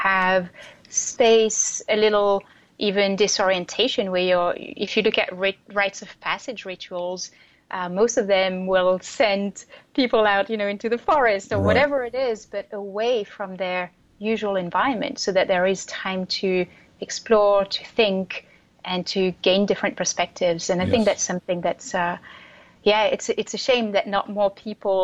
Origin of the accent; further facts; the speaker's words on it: France; moved away as an adult; also born or lived in Europe / Asia / United States; now in Brooklyn, United States; So originally I'm from France, and I moved around a lot from the time I was 18.